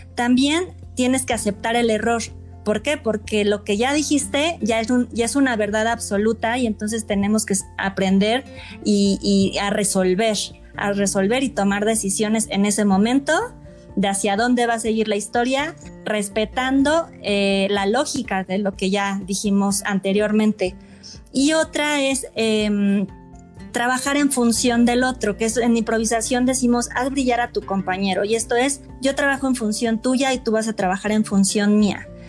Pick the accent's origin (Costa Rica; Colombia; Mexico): Mexico; soy mexicana